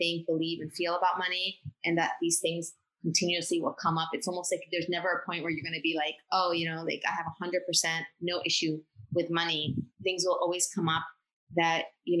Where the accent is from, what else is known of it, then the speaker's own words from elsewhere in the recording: Bolivia; moved away; I'm from Bolivia